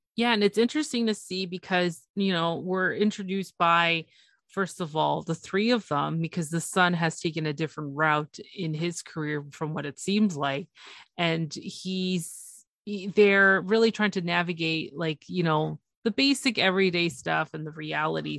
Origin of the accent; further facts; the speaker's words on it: Toronto, Ontario, Canada; it's Toronto, it's my, it's my hometown.